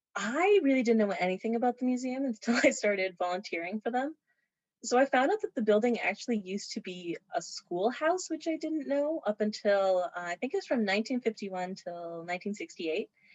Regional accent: Morris, Manitoba, Canada; I am from Morris, Manitoba

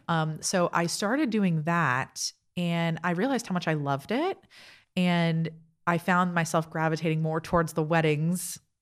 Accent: South Florida, United States; moved away as an adult; also born or lived in Toronto / New York; now in Easton, United States; South Florida. I am from, uh, Miami and Fort Lauderdale area

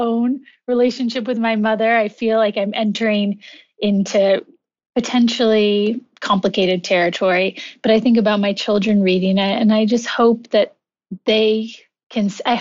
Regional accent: California, United States; moved away as an adult; also born or lived in New York City; I returned home to California

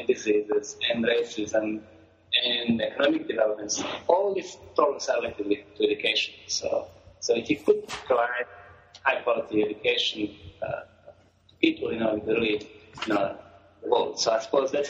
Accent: Croatia; moved away as an adult; now in South Africa; I was born in Croatia, a country called Croatia, a small country in Europe across Italy. And I came to Africa about 25 years ago.

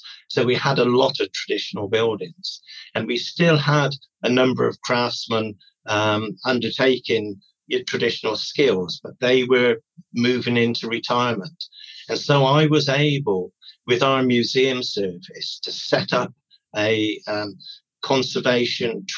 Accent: United Kingdom; restoring the vernacular buildings around the Welsh border area. And so I grew up working with him

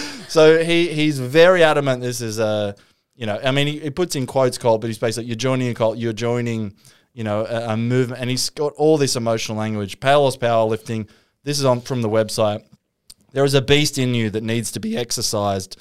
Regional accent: Newcastle, New South Wales, Australia; I grew up in Newcastle

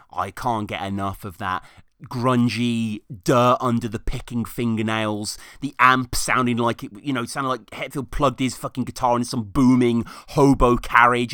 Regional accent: United Kingdom; I'm Brit over here

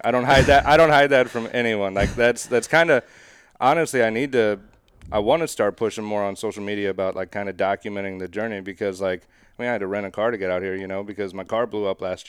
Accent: Highland, Illinois, United States; Highland, Illinois.

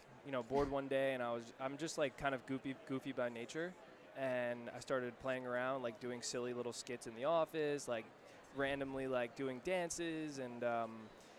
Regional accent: New Jersey, United States; moved away as an adult; also born or lived in New York City; now in Los Angeles, United States; I grew up in New Jersey

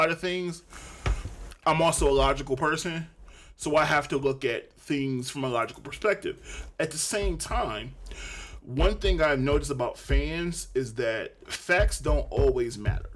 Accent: Detroit, Michigan, United States; Born and raised in Detroit

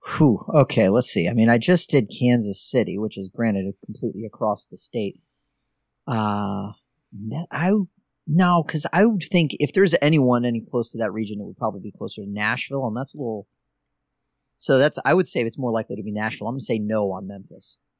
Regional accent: Ireland; I'm Irish

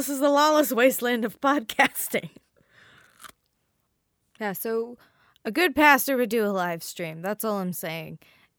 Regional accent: the Bible Belt, United States; So I come from the Bible Belt

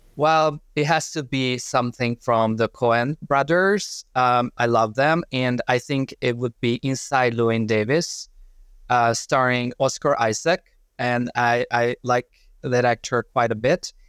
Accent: Hungary; moved away as an adult; originally I'm from Hungary

